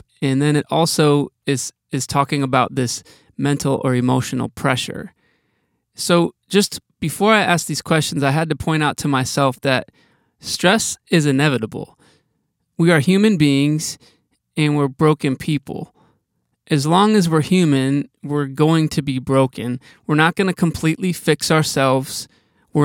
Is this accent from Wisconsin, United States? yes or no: yes; Wisconsin, United States; I'm from Wisconsin